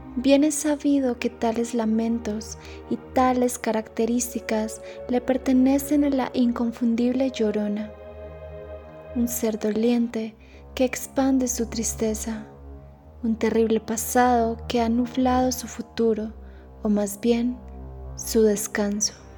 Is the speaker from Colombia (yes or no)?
yes; Paisa region, Colombia; la identidad que nos representa como paisas